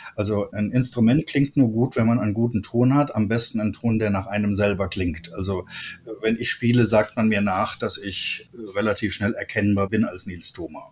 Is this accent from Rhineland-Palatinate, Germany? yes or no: yes; Trier, Rhineland-Palatinate, Germany; bei uns in Trier, das ist ja nicht der Nabel der Jazzwelt